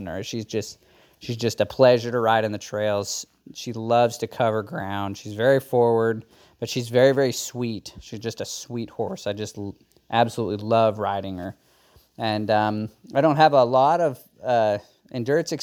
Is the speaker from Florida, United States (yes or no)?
no; Melbourne, Arkansas, United States; I am from Melbourne, Arkansas. It's a small town in the Ozarks in north central Arkansas.